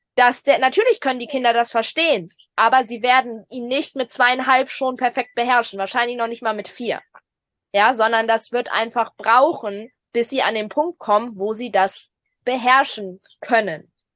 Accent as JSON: {"language": "German", "country": "Germany", "said": "bei uns in Deutschland"}